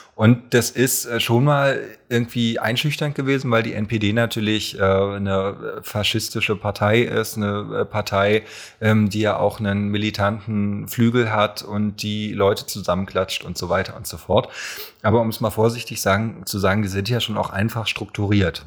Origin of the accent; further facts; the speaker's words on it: Berlin, Germany; also born or lived in Alt-Treptow, Berlin; Ich bin nämlich geboren in Köpenick und wohne jetzt in Alt-Treptow